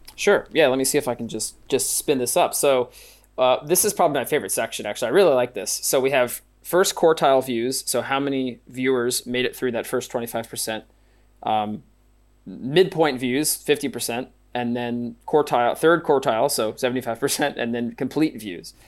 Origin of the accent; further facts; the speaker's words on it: Pennsylvania, United States; I'm from Pennsylvania